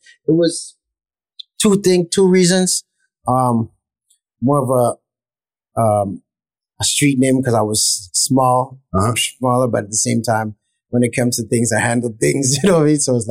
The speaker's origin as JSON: {"language": "English", "town": "Toronto", "region": "Ontario", "country": "Canada", "tie": "born or raised there", "moved": "yes", "lives_now": "New York, United States", "said": "Yeah, I grew up in the West End."}